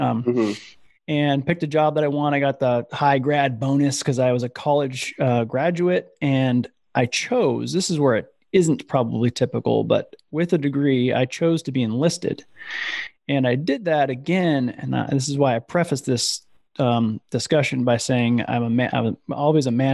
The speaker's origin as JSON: {"language": "English", "region": "Iowa", "country": "United States", "tie": "born or raised there", "said": "I grew up in Iowa"}